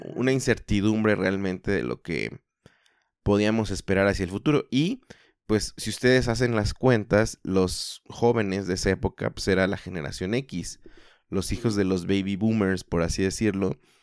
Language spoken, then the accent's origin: Spanish; Mexico; somos todos mexicanos